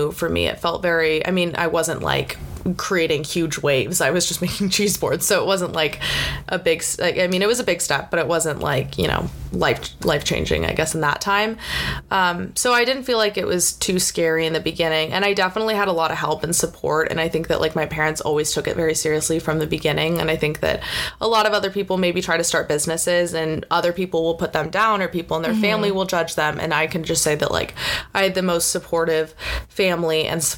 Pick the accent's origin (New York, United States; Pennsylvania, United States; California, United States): California, United States; growing up in California